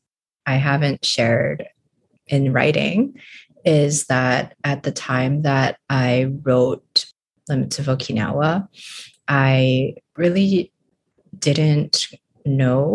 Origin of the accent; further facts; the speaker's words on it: Honolulu, Hawaii, United States; moved away as an adult; now in San Diego, United States; I am originally from Honolulu